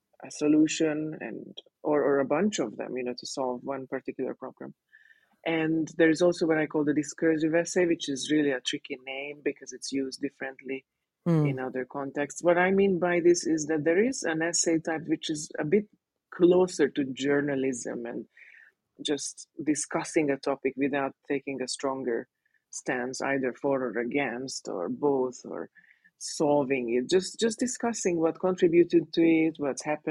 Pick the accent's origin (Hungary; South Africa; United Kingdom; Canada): Hungary; first language Hungarian; English is a second language; moved away as an adult; also born or lived in Sydney, Australia; now in Mexico; my mother tongue is Hungarian